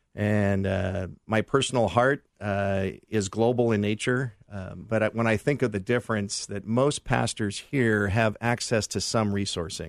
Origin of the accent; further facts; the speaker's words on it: Los Angeles, California, United States; my wife and I grew up in the San Fernando Valley